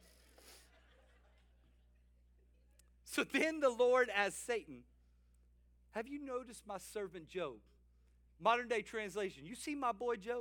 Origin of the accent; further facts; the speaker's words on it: South Louisiana, United States; we were boys growing up in South Louisiana, me and my older brother.